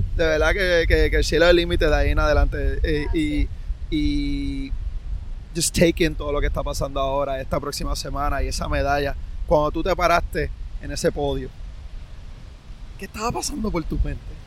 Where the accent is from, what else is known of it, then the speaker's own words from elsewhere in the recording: Puerto Rico; el pueblo puertorriqueño apoyan a los suyos